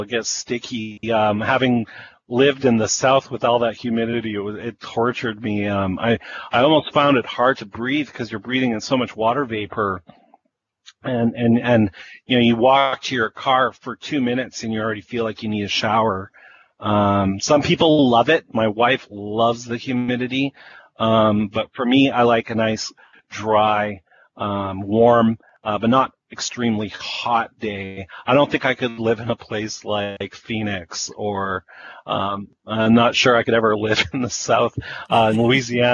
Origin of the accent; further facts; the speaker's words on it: Winnipeg, Manitoba, Canada; growing up in Winnipeg